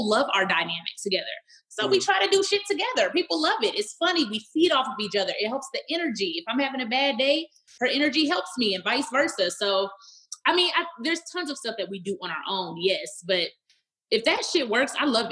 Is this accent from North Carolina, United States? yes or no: no; Dallas, Texas, United States; I grew up in Pleasant Grove, the hood of Dallas, Texas.